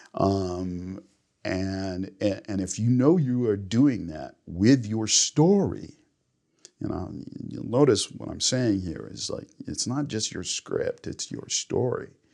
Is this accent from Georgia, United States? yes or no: no; Los Angeles, California, United States; I'm from Los Angeles